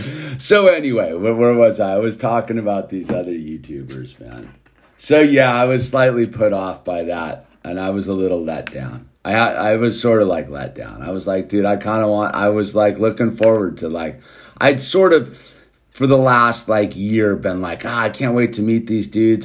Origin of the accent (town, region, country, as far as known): United States